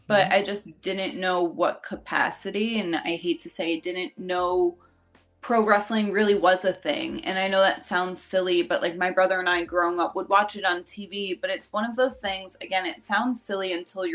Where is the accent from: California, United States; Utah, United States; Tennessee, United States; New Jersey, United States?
New Jersey, United States; I'm from New Jersey